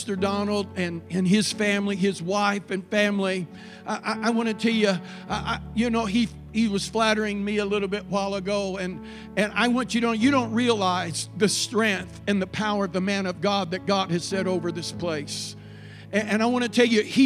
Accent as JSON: {"language": "English", "town": "Paducah", "region": "Kentucky", "country": "United States", "said": "I'm from Paducah"}